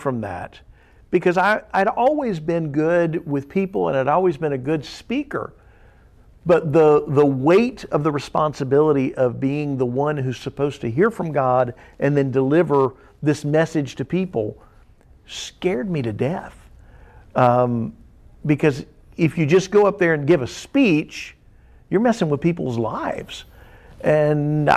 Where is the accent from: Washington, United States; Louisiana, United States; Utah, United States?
Louisiana, United States; South; now in Missouri, United States; as a young teenager growing up in South Louisiana